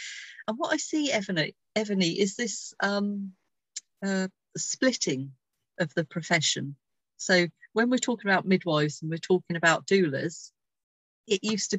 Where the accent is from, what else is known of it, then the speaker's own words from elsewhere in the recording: England, United Kingdom; we're English, we're British